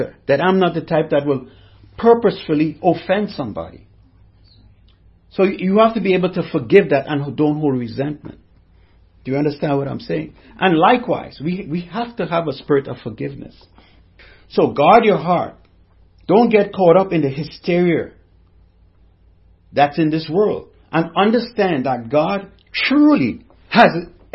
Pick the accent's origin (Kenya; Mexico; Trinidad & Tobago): Trinidad & Tobago; I'm from the Caribbean, from Trinidad and Tobago.